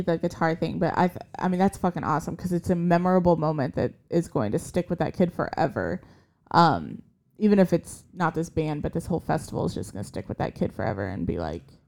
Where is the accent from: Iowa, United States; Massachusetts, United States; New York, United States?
Iowa, United States; moved away; we're from Iowa originally